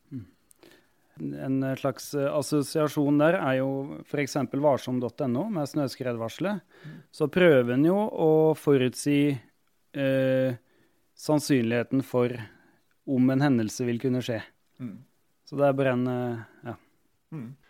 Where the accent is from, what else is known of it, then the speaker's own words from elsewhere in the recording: Otta, Innlandet, Norway; also born or lived in Hammerfest, Finnmark; jeg har vært medlem i hjelpekorpset hjemme på Otta i Gudbrandsdalen